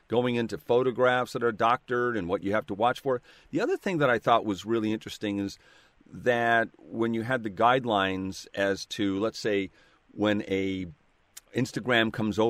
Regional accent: Seattle, Washington, United States; I'm from Seattle, and that's where I'm calling from.

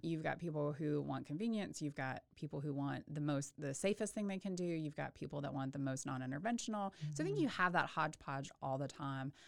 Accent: Waco, Texas, United States; also born or lived in Houston / Birmingham, Alabama; I am a local girl. I grew up in Waco, um, graduated from Lorena High School

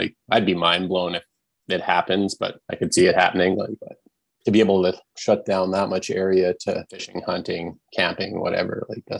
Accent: Lethbridge, Alberta, Canada; Lethbridge, Southern Alberta.

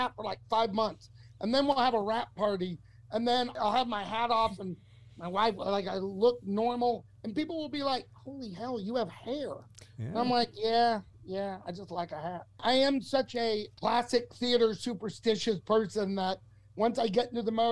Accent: Texas, United States; I'm a kid from Texas

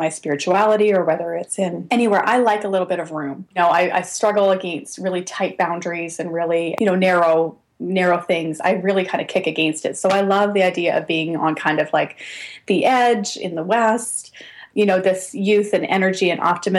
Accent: Canada; I think there's a lot of things about, you know, being Canadian that are just wonderful.

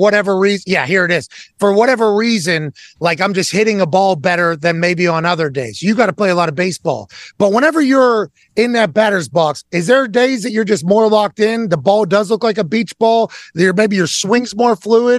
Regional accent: Pittsburgh, Pennsylvania, United States; I grew up in Pittsburgh

